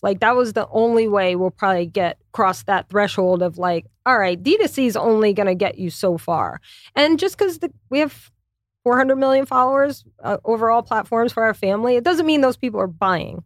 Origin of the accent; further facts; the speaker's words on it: Louisiana, United States; moved away as an adult; also born or lived in New York City / Connecticut; I'm from Louisiana, so there's a lot of French, Spanish.